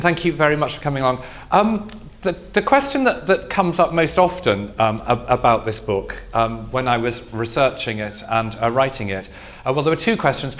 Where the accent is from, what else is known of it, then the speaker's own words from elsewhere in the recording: Liverpool, North West England, United Kingdom; I grew up near Liverpool in a very traditional Catholic home in Liverpool